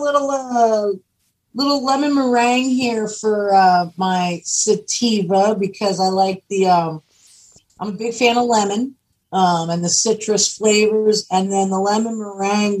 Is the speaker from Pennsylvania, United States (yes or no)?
yes; Pennsylvania, United States; I grew up in Pennsylvania